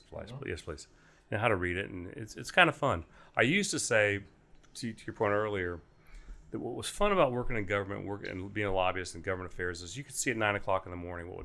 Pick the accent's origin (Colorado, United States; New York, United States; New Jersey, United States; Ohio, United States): Ohio, United States; Newark; Newark, Ohio. My parents still live there.